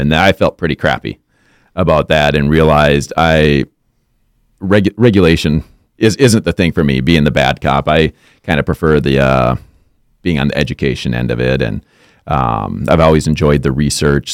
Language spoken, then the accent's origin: English; Monticello, Minnesota, United States; I was born and raised in Monticello, Minnesota, so just a little north of the Twin Cities.